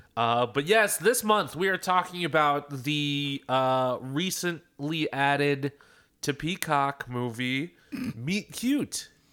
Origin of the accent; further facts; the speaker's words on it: Philadelphia, Pennsylvania, United States; I'm from Philadelphia